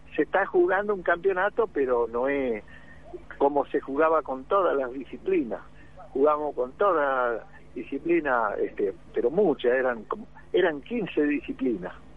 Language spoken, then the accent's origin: Spanish; Entre Ríos, Argentina; moved away as an adult; now in Capitán Sarmiento, Argentina; yo no soy de acá de Sarmiento tampoco, yo soy de Entre Ríos, así que yo vine con, con la empresa que está acá, avícola